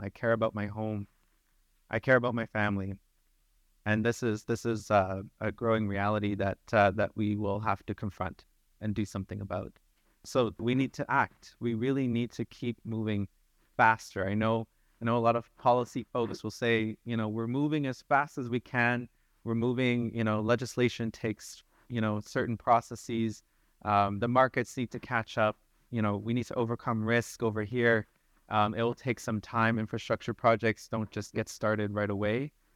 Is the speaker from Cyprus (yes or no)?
no; Sturgeon Lake Cree Nation, Alberta, Canada; I'm from Surgeon Lake Cree Nation, proud citizen of and Treaty eight territory.